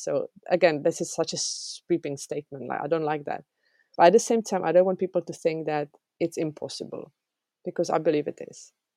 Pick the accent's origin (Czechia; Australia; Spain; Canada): Czechia; English is a second language; moved away as an adult; also born or lived in England